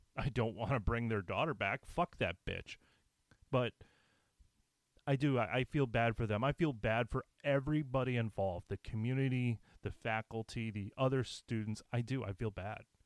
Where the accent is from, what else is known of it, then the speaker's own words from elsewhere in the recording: United States; as an American